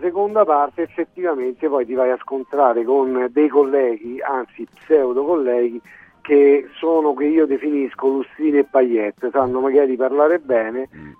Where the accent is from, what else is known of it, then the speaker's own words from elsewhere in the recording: Rome, Lazio, Italy; siamo entrambi del Predestino Labicano e le nostre prime agenzie le abbiamo aperte proprio esattamente lì e io in particolar modo dove c'era la macelleria della buonanima di mio padre